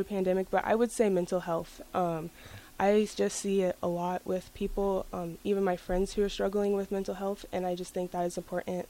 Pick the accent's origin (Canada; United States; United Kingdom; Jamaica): United States; Lincoln, Nebraska; I was born here in Lincoln, and I've lived in Lincoln my whole life